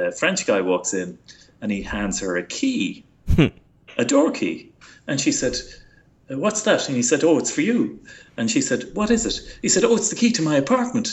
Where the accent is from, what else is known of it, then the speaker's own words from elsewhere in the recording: Ireland; moved away as an adult; now in Moissac, France; being Irish